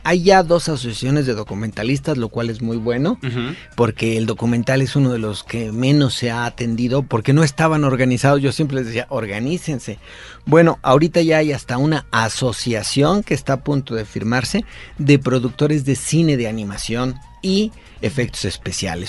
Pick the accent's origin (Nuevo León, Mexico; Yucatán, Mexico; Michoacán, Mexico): Michoacán, Mexico; now in Mexico City, Mexico; yo soy de Michoacán, me establecí aquí